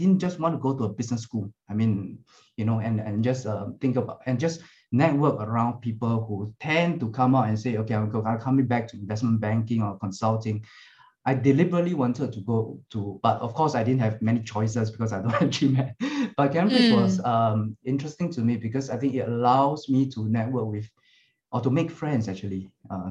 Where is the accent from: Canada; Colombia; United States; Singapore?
Singapore; I'm from Singapore, we serve in the army